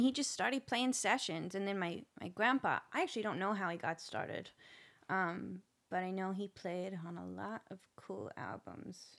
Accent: Nashville, Tennessee, United States; I'm actually from Nashville

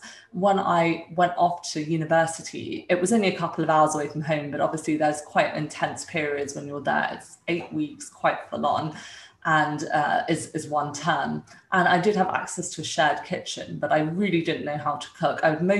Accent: Dumfries, Scotland, United Kingdom; also born or lived in India; I was born in India and my parents were both surgeons. At that time, they were still in training, and they moved to the UK when I was a few years old, where my sister was born. We moved to Dumfries

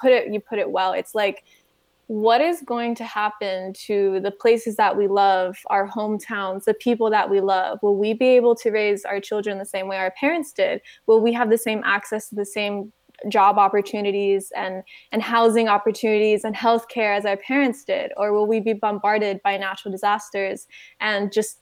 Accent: United States; born and raised in the United States

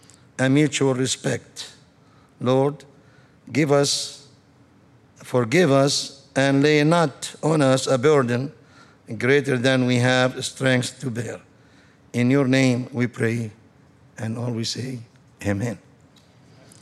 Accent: Lebanon; moved away as an adult; now in United States; I am from Lebanon, country of 50-50 Christian Muslims

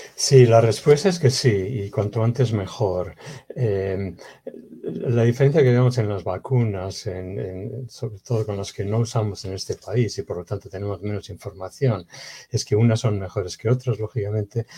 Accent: Bilbao, Basque Country, Spain; moved away; De España, de la nací en Bilbao, en el norte de España.

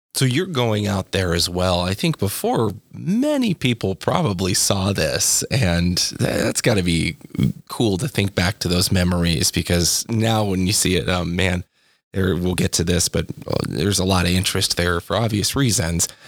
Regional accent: Corvallis, Oregon, United States; moved away as an adult; I moved away from Corvallis after I graduated high school

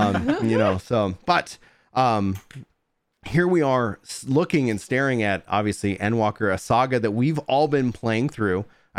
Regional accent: Nacogdoches, Texas, United States; Like I grew up in East Texas, born in Nacogdoches for anybody listening.

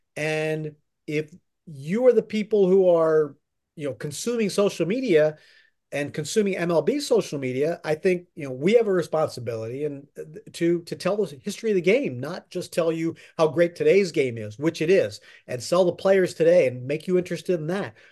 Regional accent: Pennsylvania, United States; moved away as an adult; now in New York, United States; I grew up in Pennsylvania and grew up a Phillies fan

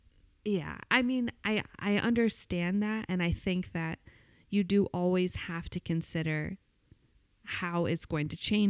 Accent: New York, United States; being the New Yorker that I am.

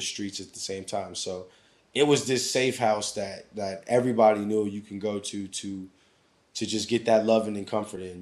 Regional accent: Anchorage, Alaska, United States; moved away as an adult; growing up in Alaska

